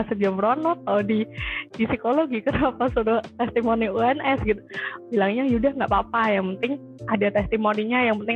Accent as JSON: {"language": "Indonesian", "town": "Semarang", "region": "Central Java", "country": "Indonesia", "said": "Aku dari Semarang"}